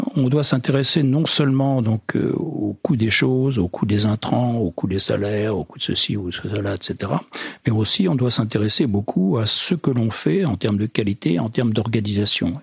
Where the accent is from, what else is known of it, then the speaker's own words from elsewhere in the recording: western France, France; je suis plutôt originaire de l'ouest de la France